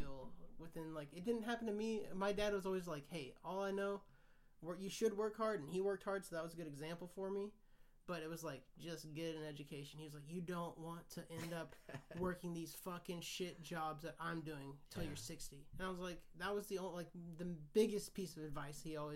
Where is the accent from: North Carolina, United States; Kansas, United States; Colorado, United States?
Kansas, United States; I grew up in Kansas.